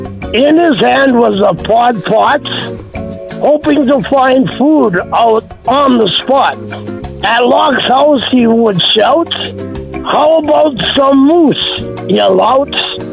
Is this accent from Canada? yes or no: no; Portugal; moved away; now I'm from Portugal, my mother. From a village.